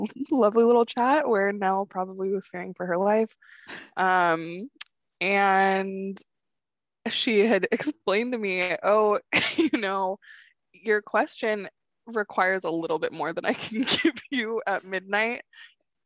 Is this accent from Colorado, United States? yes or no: no; California, United States; I'm from California